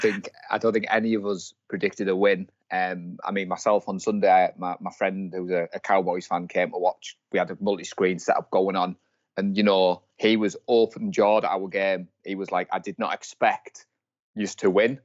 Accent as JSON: {"language": "English", "town": "Darlington", "region": "North East England", "country": "United Kingdom", "said": "I'm from Darlington, in the northeast of England."}